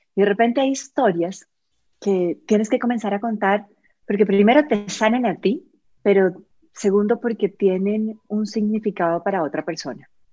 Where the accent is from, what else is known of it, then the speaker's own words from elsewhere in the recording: Colombia; moved away as an adult; now in Costa Rica; yo soy colombiana, eh, me vine a vivir a Costa Rica hace 16 años